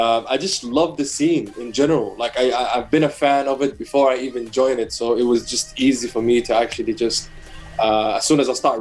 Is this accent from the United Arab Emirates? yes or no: yes; Abu Dhabi, United Arab Emirates; growing up in Abu Dhabi, I worked in the F1 in 2009 as an usher